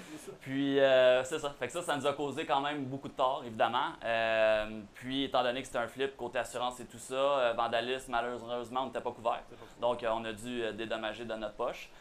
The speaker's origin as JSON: {"language": "French", "town": "Boisbriand", "region": "Quebec", "country": "Canada", "said": "nous on vient de la Rive-Nord, disons bois briand"}